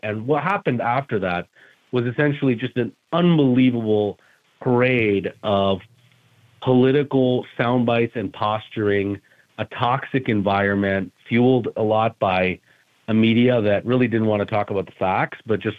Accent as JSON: {"language": "English", "country": "Canada", "moved": "yes", "lives_now": "New York, United States", "said": "I sat through it as a Canadian citizen, now living in New York, though, and working and practicing law here."}